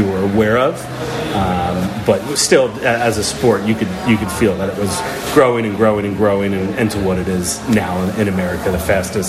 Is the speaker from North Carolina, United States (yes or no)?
no; Florida, United States; also born or lived in New York City; now in Nashville, United States; growing up in Florida